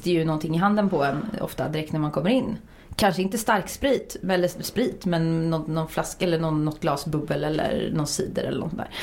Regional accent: Uddevalla, Västra Götaland, Sweden; moved away; jag är från Uddevalla från början

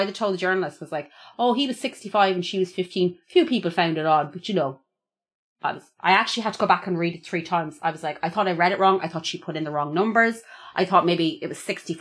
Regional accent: Longford, County Longford, Ireland; I'm from Longford

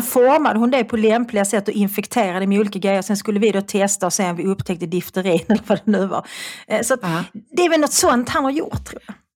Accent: Malmö, Skåne, Sweden; accent: Malmö dialect (malmitiska); also born or lived in Svedala / Lund / Österlen / Stockholm; jag talar en ganska eh, klassisk malmitiska. Mm. Jag är född i Malmö och jag bodde i Malmö tills jag skulle börja skolan. Då flyttade jag till Svedala

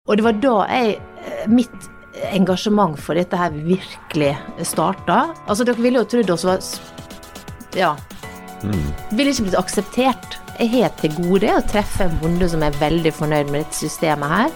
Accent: Norway; vokste opp i Norge, akkurat sånn som meg

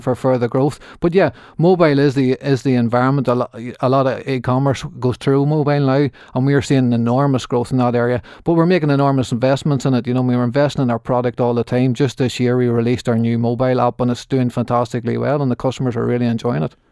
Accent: Markethill, Northern Ireland, United Kingdom; also born or lived in Belfast; I grew up on Margaret Hill

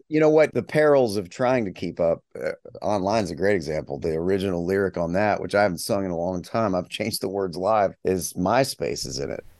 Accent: West Virginia, United States; moved away as an adult; I'm a long time gone from my hometown of s, the small little town in West Virginia.

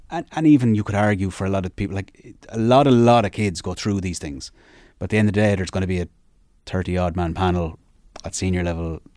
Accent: Sligo, Connacht, Ireland; I'm a Sligo man as far as I'm from Sligo.

